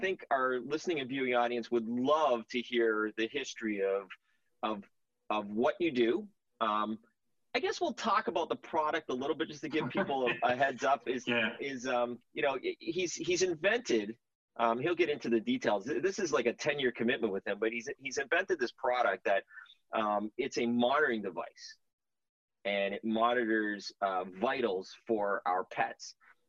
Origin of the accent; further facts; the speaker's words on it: Canada; we're both from Canada